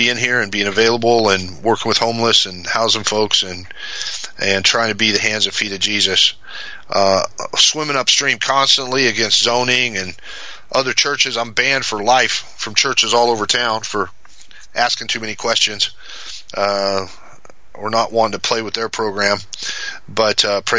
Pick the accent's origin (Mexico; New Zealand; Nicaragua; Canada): Mexico; And I grew up in Mexico. My folks are missionaries.